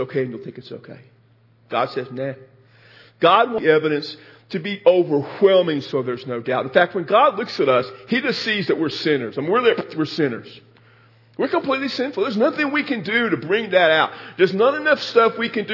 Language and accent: English; Texas, United States; I'm from Texas.